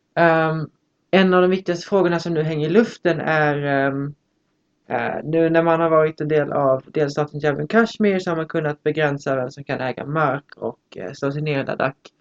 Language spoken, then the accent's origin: Swedish; Lund, Skåne, Sweden; jag kommer från Lund